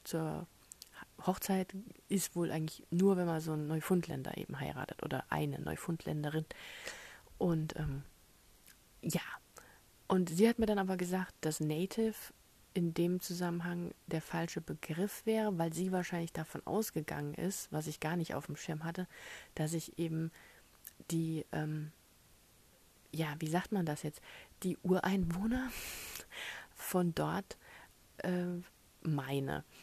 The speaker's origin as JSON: {"language": "German", "country": "Germany", "said": "erstens bin ich Europäer, zweitens bin ich Deutscher"}